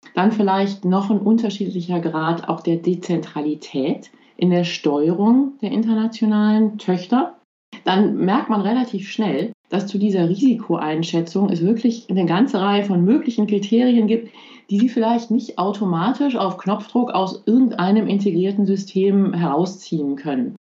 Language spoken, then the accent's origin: German; Belgium; first language German; now in Luxembourg; Ich bin in Belgien aufgewachsen